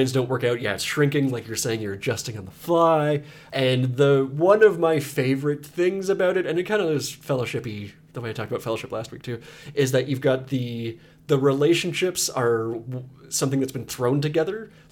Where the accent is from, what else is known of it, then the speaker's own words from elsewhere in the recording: the Maritimes, Canada; accent: twang; I was raised in the Maritimes, so I got a twang